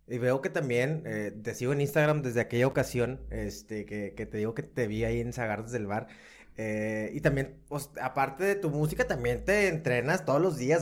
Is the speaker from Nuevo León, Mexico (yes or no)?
yes; Monterrey, Nuevo León, Mexico; yo como regio